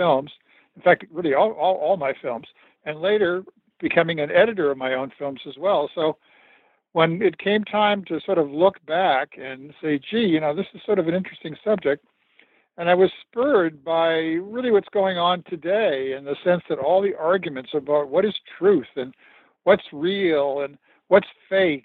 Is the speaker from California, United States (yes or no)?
yes; Los Angeles, California, United States; I grew up in Los Angeles